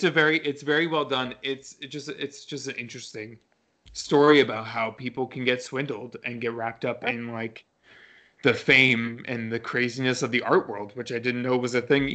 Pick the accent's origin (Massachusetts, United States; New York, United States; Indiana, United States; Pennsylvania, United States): New York, United States; New York City; moved away; I'm originally from New York.